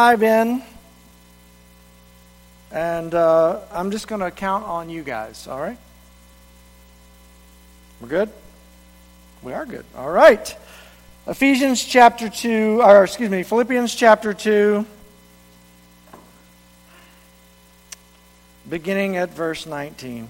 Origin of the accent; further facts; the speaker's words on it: Reidsville, North Carolina, United States; moved away as an adult; also born or lived in Columbia, South Carolina; my hometown of Reidsville, North Carolina